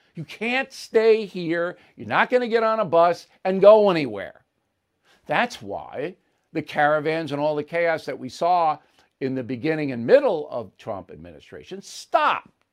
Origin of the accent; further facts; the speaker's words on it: United States; We're American. I'm Irish American